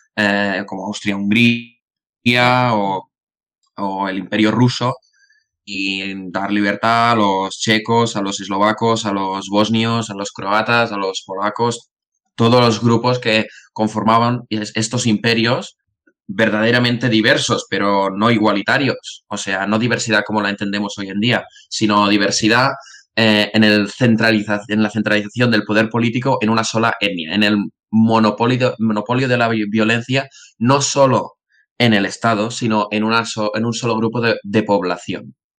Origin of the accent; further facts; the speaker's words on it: Tarragona, Catalonia, Spain; soy de Tarragona